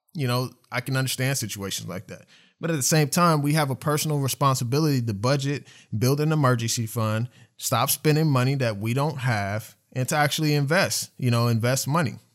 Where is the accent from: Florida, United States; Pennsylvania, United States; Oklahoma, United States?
Oklahoma, United States; Oklahoma City; I grew up in Oklahoma City, I grew up on the east side